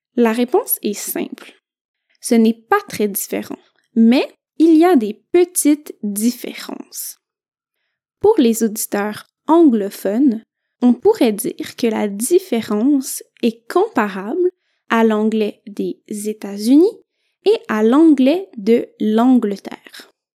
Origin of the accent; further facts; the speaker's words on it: Quebec, Canada; je ne suis pas française, je suis canadienne, plus précisément du Québec